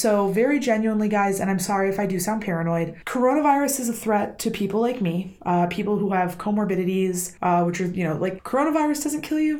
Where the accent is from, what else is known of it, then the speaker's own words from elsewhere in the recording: Benton Harbor, Michigan, United States; moved away; You've already seen my hometown once